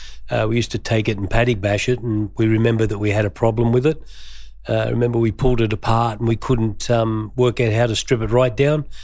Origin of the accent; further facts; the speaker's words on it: Green Valley, New South Wales, Australia; I grew up in Green Valley, and we sort of all loved our cars out there.